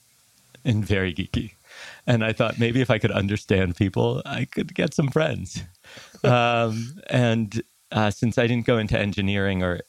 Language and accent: English; New York City, New York, United States; also born or lived in Tel Aviv, Israel (summers)